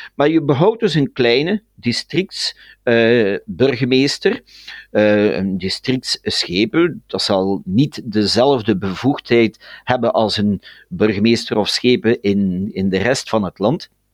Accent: Ganshoren, Brussels, Belgium; wij als Vlamingen in Brussel

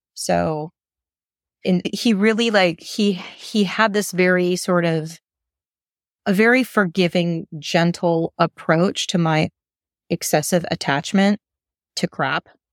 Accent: United States; moved away; as American

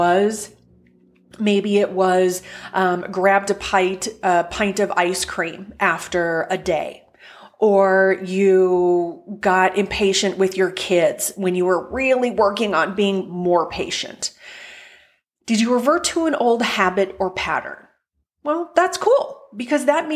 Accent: North Dakota, United States; now in Indianapolis, United States; my home state of North Dakota

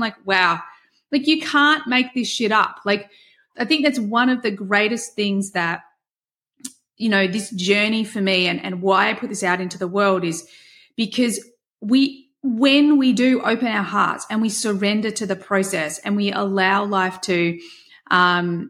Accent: Australia; I'm Australian and we have terrible tall poppy syndrome here in Australia

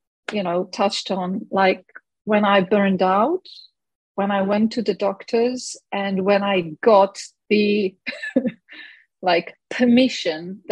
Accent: Ljubljana, Slovenia; I am from the only country with love in its name, Slovenia. I'm from Ljubljana

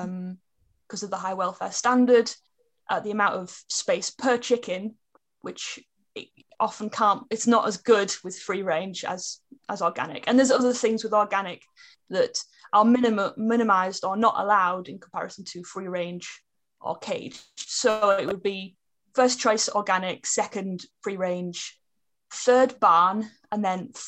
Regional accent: Middlesbrough, North East England, United Kingdom; moved away as an adult; now in Cambridgeshire, United Kingdom; So I was born in Middlesbrough in Teesside, and now I live in Cambridgeshire. And I moved here about a year ago

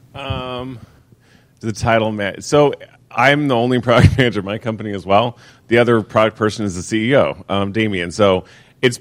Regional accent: Seattle, Washington, United States; moved away as an adult; I'm originally from Seattle. I moved down here in 2010.

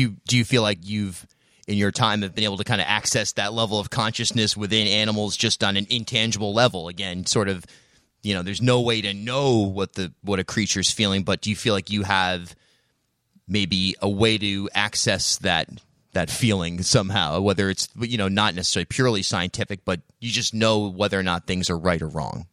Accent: Charlestown, Rhode Island, United States; I grew up in Charlestown out in the woods and spent a lot of time hanging out with turtles

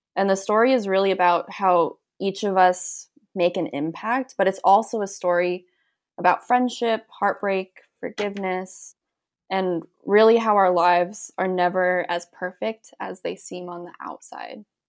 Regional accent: San Diego, California, United States; we're from San Diego, we're pretty close to the border

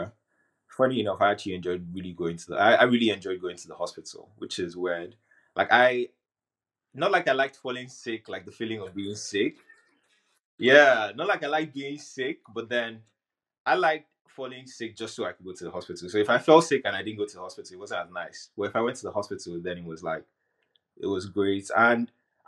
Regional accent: Nigeria; moved away; growing up in Nigeria

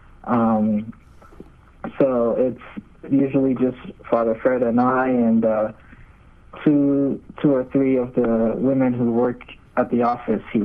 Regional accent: Nigeria; now in United States; I'm from Nigeria.

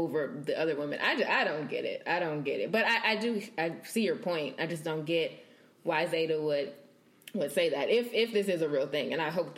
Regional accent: Bible Belt, the South, United States; growing up in the South and in the Bible Belt and in church

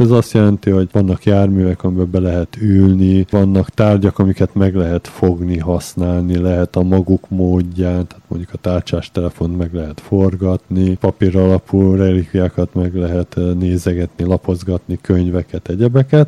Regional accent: Budapest, Hungary; moved away; also born or lived in Budakalász / Szentendre; Mi alapvetően Budapesten születtünk, aztán a vállalkozásunk Budakalászhoz kötött minket

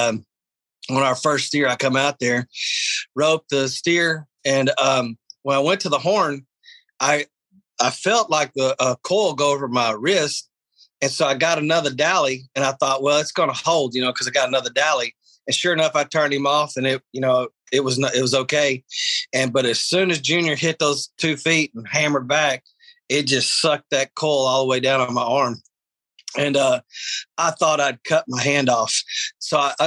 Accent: Texas, United States; I'm from Texas

